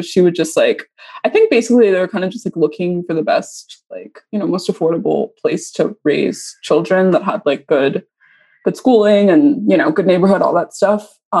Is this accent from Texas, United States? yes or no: yes; Texas, United States; And then we like basically moved around Texas, like the Dallas area mostly. So I grew up in Texas.